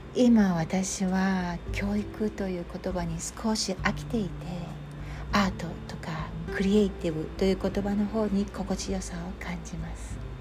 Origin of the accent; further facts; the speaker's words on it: Japan; moved away as an adult; 私は日本で生まれて育った日本人ですが今は外国で暮らしています